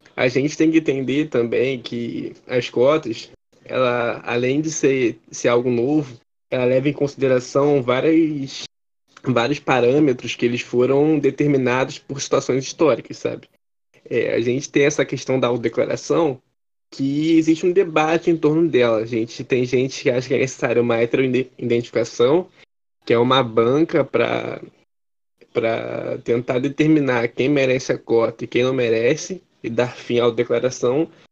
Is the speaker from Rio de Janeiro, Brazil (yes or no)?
yes; Rio de Janeiro, Brazil; eu moro na zona norte do Rio de Janeiro